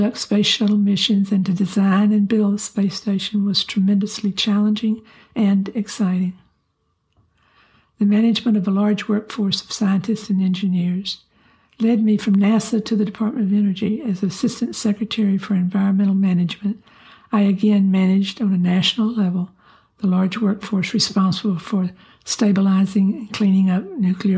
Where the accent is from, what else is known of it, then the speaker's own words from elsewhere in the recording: Louisiana, United States; now in Rhode Island, United States; I'm from Louisiana